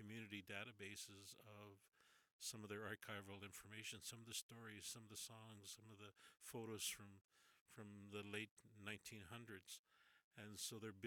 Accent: Canada; I'm Native Canadian or Indigenous to here

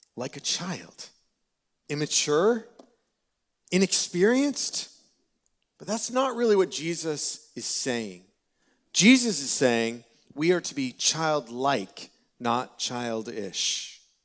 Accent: Peterborough, Ontario, Canada; I was born and raised in Peterborough

